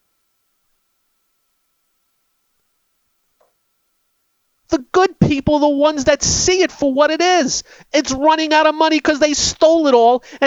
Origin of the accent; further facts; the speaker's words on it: United States; As an American